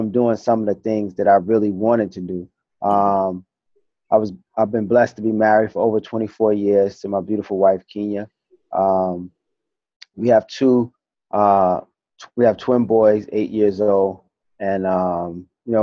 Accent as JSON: {"language": "English", "town": "New York City", "region": "New York", "country": "United States", "tie": "born or raised there", "moved": "yes", "lives_now": "Texas, United States", "said": "I grew up in East New York, Brooklyn"}